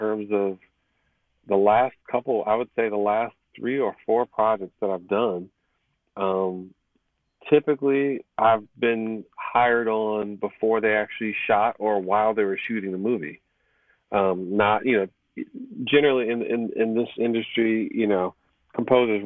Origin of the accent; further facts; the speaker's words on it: Chicago, Illinois, United States; moved away; I'm originally from the Chicago area